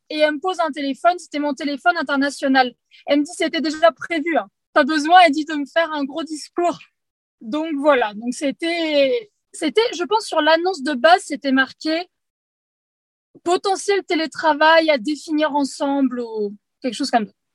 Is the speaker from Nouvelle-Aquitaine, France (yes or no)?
yes; Poitiers, Nouvelle-Aquitaine, France; je suis de Poitiers